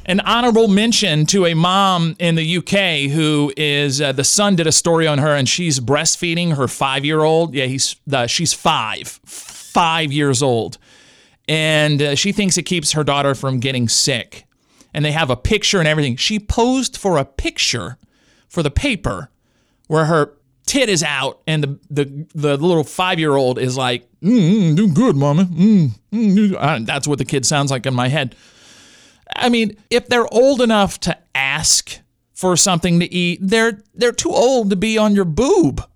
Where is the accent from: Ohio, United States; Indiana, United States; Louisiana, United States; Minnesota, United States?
Louisiana, United States; I grew up in the Louisiana educational system